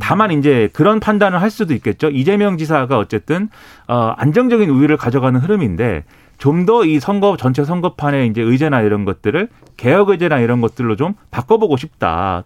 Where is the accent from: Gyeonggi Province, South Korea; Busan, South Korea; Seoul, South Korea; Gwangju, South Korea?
Gyeonggi Province, South Korea; Suwon; 수원 출신, 네, 수원에서 초, 중, 고, 대학교 다 나온